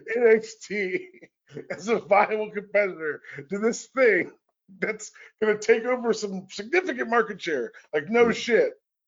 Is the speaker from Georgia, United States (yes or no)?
yes; Atlanta, Georgia, United States; I'm 36, and I'm from Atlanta, Georgia.